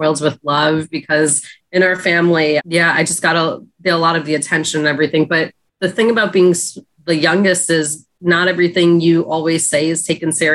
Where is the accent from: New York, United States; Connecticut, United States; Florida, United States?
New York, United States; Long Island; I grew up in Long Island, New York, predominantly Caucasian in my area